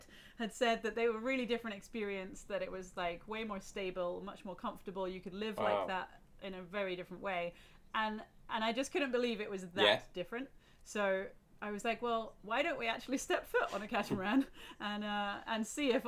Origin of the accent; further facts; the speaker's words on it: Glasgow, Scotland, United Kingdom; moved away as an adult; We're from Glasgow.